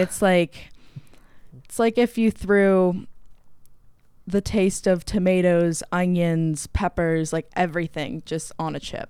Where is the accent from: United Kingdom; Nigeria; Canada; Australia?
Canada; moved away as an adult; now in United States; I am from Canada